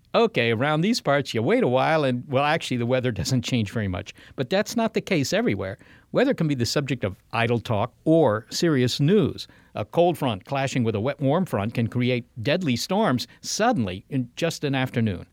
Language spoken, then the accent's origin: English; Virginia, United States; moved away; In Virginia, Molly, we didn't have tornadoes